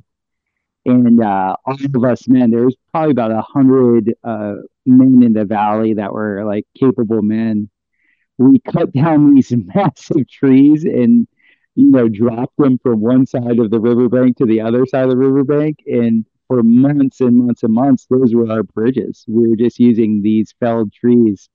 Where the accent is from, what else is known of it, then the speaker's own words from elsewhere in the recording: South Florida, United States; moved away; also born or lived in Costa Rica; growing up in South Florida